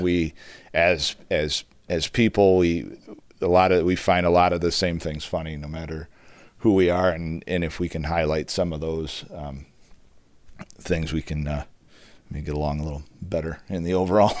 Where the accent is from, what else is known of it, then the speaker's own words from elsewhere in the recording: Charlevoix, Michigan, United States; I grew up in Charlevoix in the Midwest in a small town